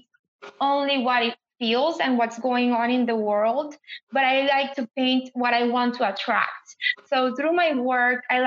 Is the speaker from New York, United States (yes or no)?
no; San Antonio, Texas, United States; came from a Latin or Hispanic background, born in San Antonio, feeling like I'm not from Mexico, but I'm not from here. And I have an accent